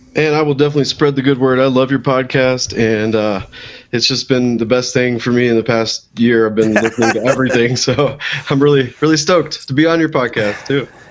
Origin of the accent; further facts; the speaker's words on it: Missouri, United States; moved away as an adult; also born or lived in Boulder, Colorado; now in Colorado, United States; I uh, grew up actually in Missouri